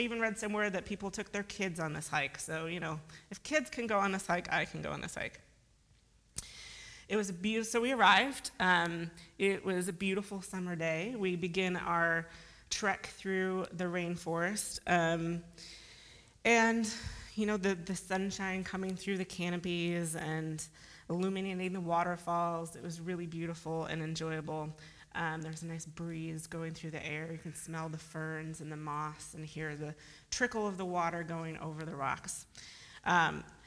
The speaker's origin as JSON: {"language": "English", "region": "Midwest", "country": "United States", "moved": "yes", "lives_now": "Seattle, United States", "said": "We are from the Midwest"}